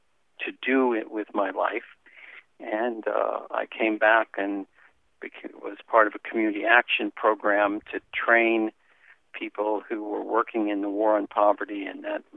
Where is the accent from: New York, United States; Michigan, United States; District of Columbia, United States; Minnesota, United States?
District of Columbia, United States; Washington; moved away as an adult; also born or lived in Texas / California; I grew up in Washington, D.C.